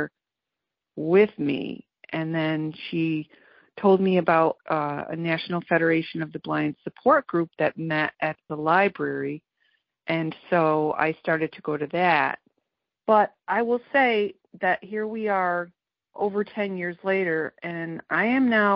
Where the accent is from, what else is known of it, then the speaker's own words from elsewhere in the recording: Bristol, Connecticut, United States; I'm from Bristol, Connecticut